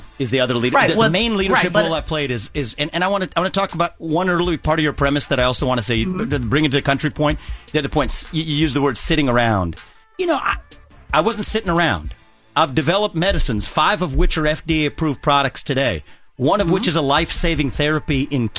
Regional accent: Cincinnati, Ohio, United States; I was born in Cincinnati, Ohio. That's right.

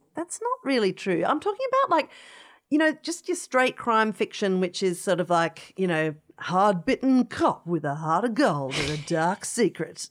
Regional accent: Adelaide, South Australia, Australia; growing up in Adelaide

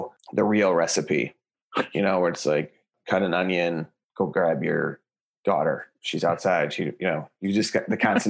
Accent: Chicago, Illinois, United States; I'm from Chicago

